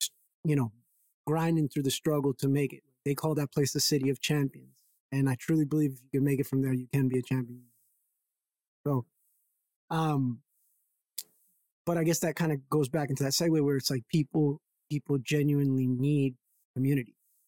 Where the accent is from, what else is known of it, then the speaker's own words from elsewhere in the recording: Brockton, Massachusetts, United States; But where I grew up in Brockton, Mass, primarily, because I moved around a lot, that's where I feel like I got my gusto from